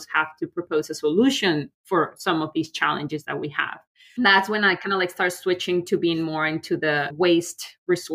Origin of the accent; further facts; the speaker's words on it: León, Guanajuato, Mexico; moved away as an adult; now in New York, United States; I'm from León, Guanajuato. León is like a big leather and shoe industry. Like my father had a shoe factory. Some of my family members have tanneries. So kind of like I grew up in that world